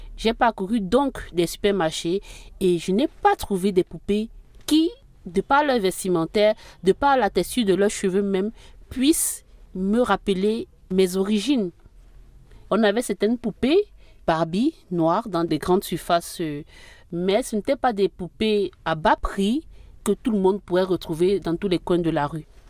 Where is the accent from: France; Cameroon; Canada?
Cameroon; Littoral; je suis originaire du littoral du Cameroun. J'ai grandi dans une famille très modeste